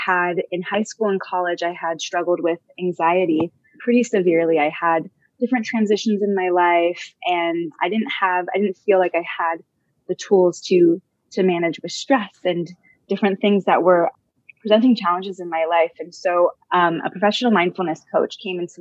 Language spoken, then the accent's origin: English; Southern California, United States; also born or lived in Los Angeles / Israel / India; born and raised in Southern California